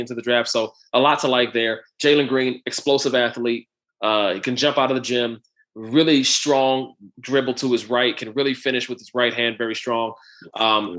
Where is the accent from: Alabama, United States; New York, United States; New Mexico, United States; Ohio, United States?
Ohio, United States; Cleveland; we're both from Cleveland, born and raised.